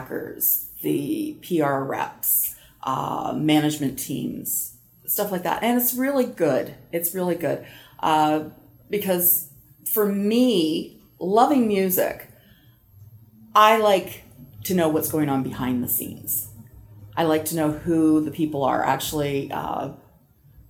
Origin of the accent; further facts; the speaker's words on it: Canada; I am a Canadian country girl